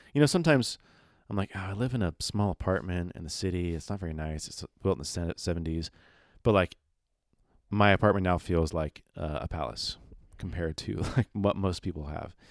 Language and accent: English; San Diego, California, United States; we were born in San Diego